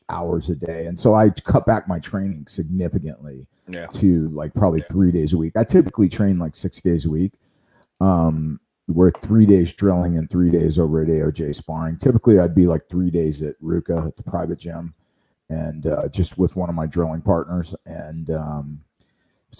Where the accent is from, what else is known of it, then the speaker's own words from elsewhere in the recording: Las Vegas, Nevada, United States; also born or lived in New Orleans, Louisiana / California / Naples, Florida / Pensacola, Florida; now in Newport Beach, United States; I was born in New Orleans. I was raised in Vegas